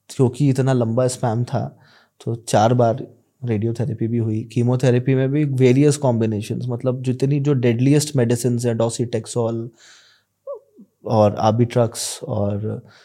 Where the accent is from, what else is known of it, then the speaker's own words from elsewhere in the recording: Bhopal, Madhya Pradesh, India; also born or lived in Bangalore; मैं बैंगलोर में पढ़ाई करता था और बताता था कि मैं भोपाल से हूँ